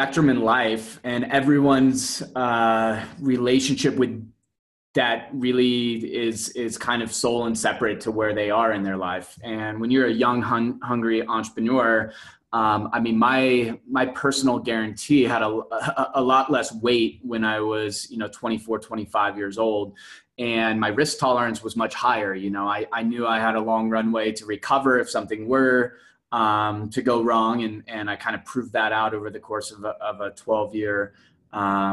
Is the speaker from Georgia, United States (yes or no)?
no; Denver, Colorado, United States; also born or lived in Scottsdale / Phoenix; I'm from Denver